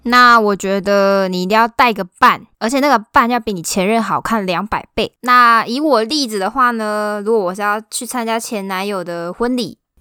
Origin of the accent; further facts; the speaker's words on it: southern Taiwan, Taiwan; 我们南部人